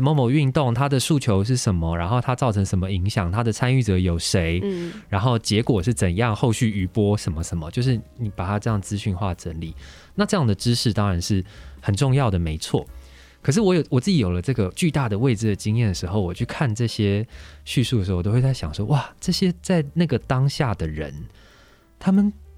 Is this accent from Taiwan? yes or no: yes; Taiwan; 我们家是一个标准的外省家庭，嗯。所以我应该算是外省的第三代吧